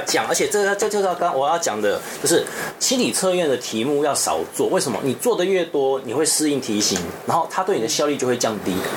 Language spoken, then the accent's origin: Chinese; Taiwan; 我台湾人